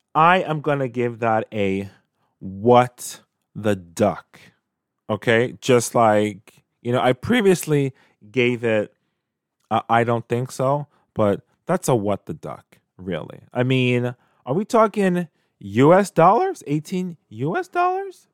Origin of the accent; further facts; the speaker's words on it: New York City, New York, United States; when I was a kid growing up in Canarsie, Brooklyn